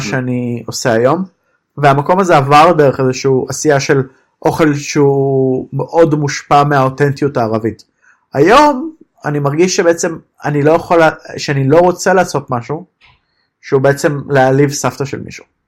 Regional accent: Israel; moved away as an adult; now in Berlin, Germany; נולדתי שם

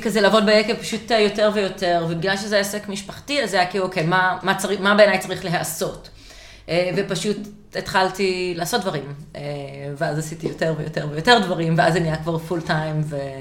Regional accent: Israel; also born or lived in Canada; נולדתי בקנדה, עשיתי עלייה באיזה גיל שלושה חודשים

